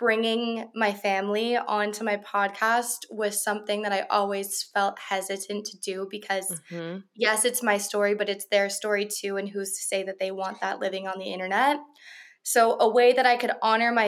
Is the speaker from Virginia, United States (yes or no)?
yes; Virginia, United States; moved away; I'm from Virginia and I don't live in Virginia anymore